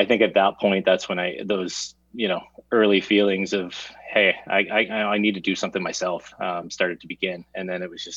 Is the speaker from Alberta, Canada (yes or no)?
no; Waterdown, Ontario, Canada; moved away as an adult; also born or lived in Vancouver / Central America / United States; now in Bracebridge, Canada; I grew up in Waterdown, Ontario. Born and raised, spent 19 years there